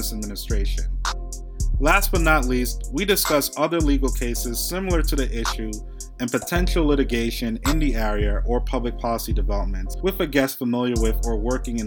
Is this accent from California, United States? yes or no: no; New York City, New York, United States; I'm from Brooklyn, New York